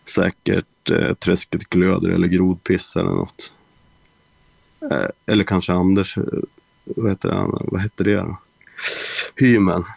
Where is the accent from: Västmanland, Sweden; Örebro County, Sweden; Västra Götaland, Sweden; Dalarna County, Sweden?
Västmanland, Sweden; Västerås; Jag är från Västerås